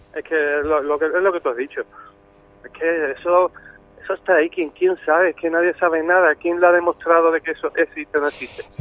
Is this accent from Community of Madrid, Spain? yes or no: no; Algeciras, Andalusia, Spain; yo soy de Algeciras